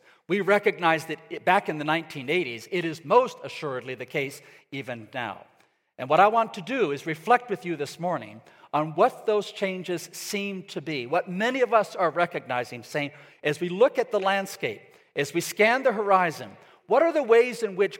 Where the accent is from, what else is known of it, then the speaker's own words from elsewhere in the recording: Ecuador; My parents, for example, went to Ecuador. I grew up in Ecuador in South America.